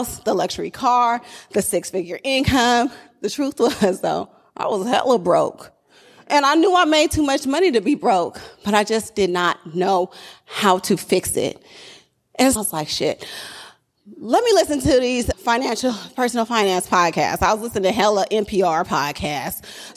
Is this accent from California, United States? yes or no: yes; Oakland, California, United States; I'm really from Oakland